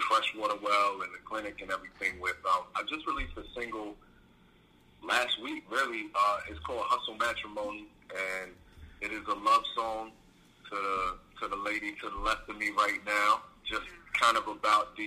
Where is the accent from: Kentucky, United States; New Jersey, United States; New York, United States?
New Jersey, United States; now in Florida, United States; I'm originally from Jersey